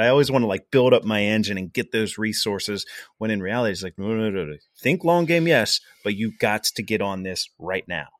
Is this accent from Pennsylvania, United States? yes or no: yes; Pittsburgh, Pennsylvania, United States; we're from the Pittsburgh area